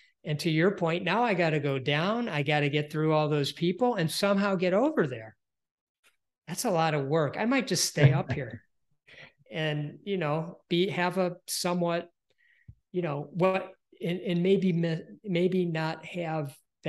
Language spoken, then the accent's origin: English; Detroit, Michigan, United States; I'm from Detroit, Michigan, and it's auto